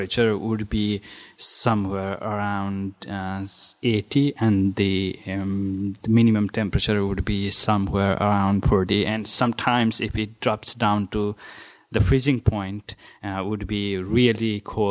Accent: Gorkha, Gandaki Province, Nepal; moved away as an adult; now in Amherst, United States; I grew up in the mid-hills of Nepal, which is known as Gorkha

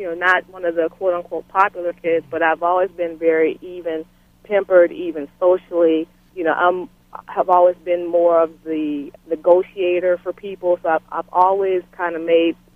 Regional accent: Beaufort, South Carolina, United States; I grew up in Bufort, South Carolina

